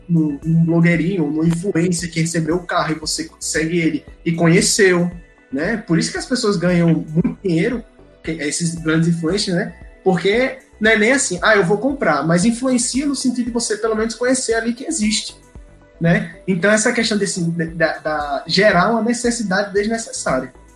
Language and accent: Portuguese; Brazil; nós que somos brasileiros